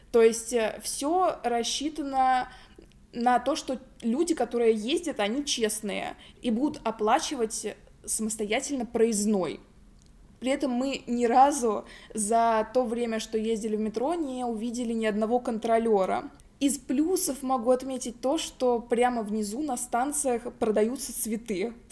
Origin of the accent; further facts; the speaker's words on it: Moscow, Russia; Ну и мы все-таки москвичи.